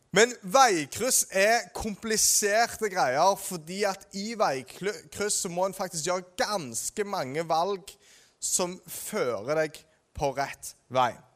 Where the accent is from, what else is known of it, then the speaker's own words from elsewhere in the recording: Ålgård, Rogaland, Norway; På Ålgård, der jeg er fra